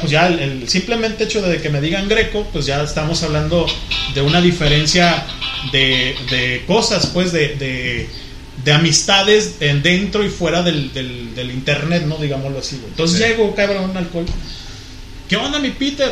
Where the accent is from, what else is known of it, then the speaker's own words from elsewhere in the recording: Guadalajara, Jalisco, Mexico; Pues de Guadalajara